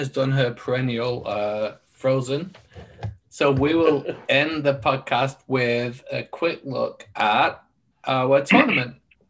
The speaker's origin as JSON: {"language": "English", "region": "England", "country": "United Kingdom", "said": "as an Englishman"}